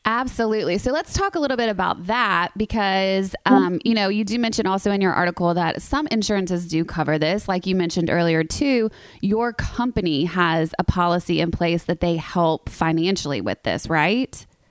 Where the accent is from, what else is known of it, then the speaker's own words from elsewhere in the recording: the South, United States; I'm from the South